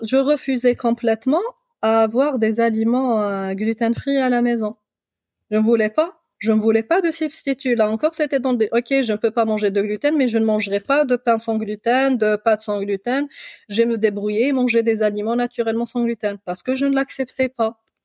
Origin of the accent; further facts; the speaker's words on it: Algeria; de chez moi en Algérie